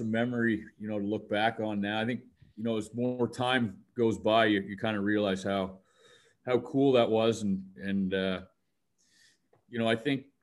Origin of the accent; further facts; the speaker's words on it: Halifax, Nova Scotia, Canada; also born or lived in Cape Breton / Finland; I grew up playing here in Halifax for the Halifax Hawks growing up